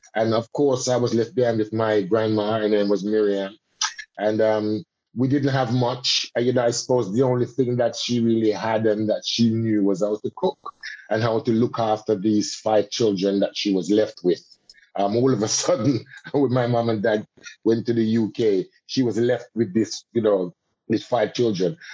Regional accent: Jamaica; now in United Kingdom; as a Jamaican and as a Caribbean person and as a Rastaman also

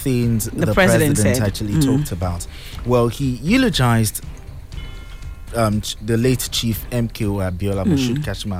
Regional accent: Nigeria

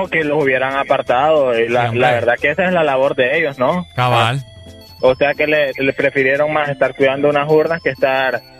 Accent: Honduras; yo como hondureño me siento apenado

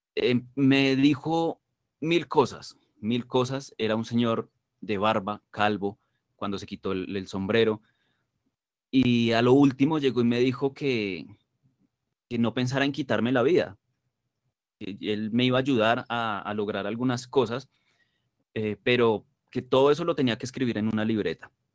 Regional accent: Colombia; yo estoy supremamente orgulloso de, de ser colombiano

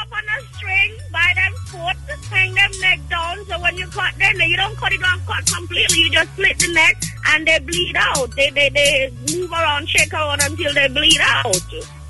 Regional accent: Saint Mary, Jamaica; I come from country. I'm from St. Mary

